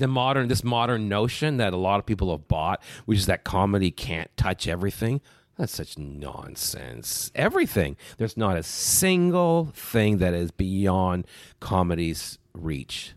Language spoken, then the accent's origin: English; Brampton, Ontario, Canada; born or raised there; also born or lived in North Bay, Ontario